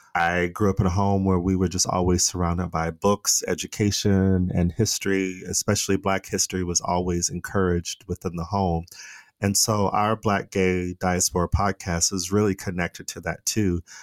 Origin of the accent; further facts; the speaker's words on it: Phoenix, Arizona, United States; accent: American; moved away as an adult; also born or lived in Los Angeles, California; now in Stockholm, Sweden; I'm originally from Phoenix, Arizona